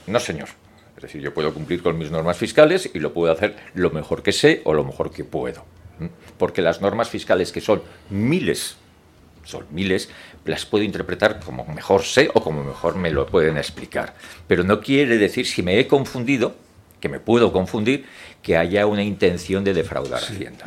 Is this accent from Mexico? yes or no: no; Madrid, Community of Madrid, Spain; Soy madrileño